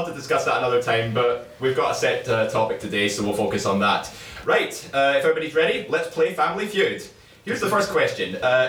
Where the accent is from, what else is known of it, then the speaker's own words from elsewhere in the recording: Uniondale, New York, United States; Yeah, but you forget I'm from Uniondale, New York, so that's... you got to give that into consideration